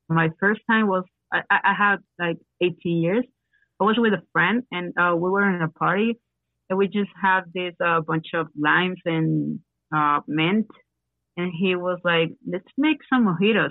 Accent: Venezuela; English is a second language; moved away as an adult; also born or lived in Guayaquil, Ecuador / Lima, Peru / Miami, United States; now in Ecuador; I'm from Venezuela.

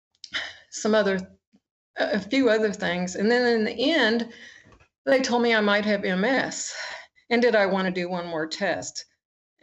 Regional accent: Oklahoma, United States; I'm from Oklahoma.

